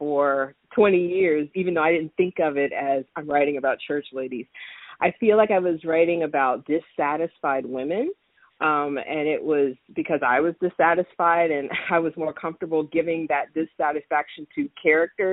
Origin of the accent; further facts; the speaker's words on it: Florida, United States; moved away; I grew up in Florida